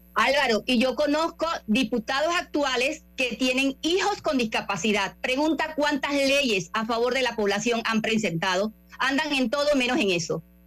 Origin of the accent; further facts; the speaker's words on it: Panama; soy panameña